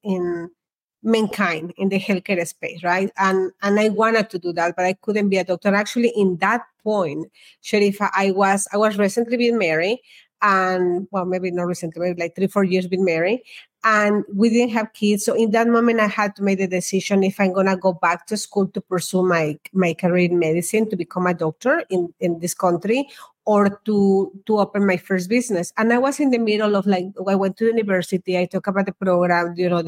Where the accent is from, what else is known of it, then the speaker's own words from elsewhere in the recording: Mexico; moved away as an adult; I was born in Mexico, and in that country, we don't have school loans